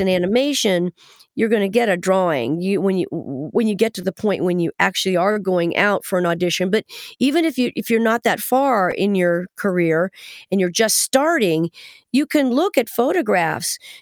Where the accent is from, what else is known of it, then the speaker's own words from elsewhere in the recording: Kettering, Ohio, United States; moved away; a native Buckeye, just like myself